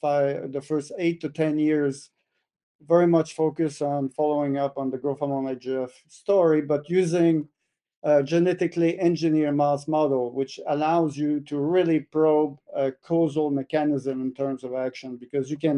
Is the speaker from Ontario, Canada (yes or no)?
no; Quebec, Canada; moved away as an adult; also born or lived in Guelph; I'm from Quebec, Canada. So born in Quebec, was raised on a dairy farm, went to school at Laval University